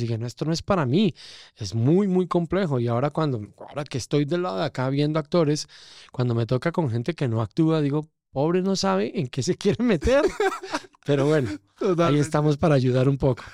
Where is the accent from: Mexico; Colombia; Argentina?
Colombia; Eje Cafetero; born or raised there; also born or lived in Bogotá, Colombia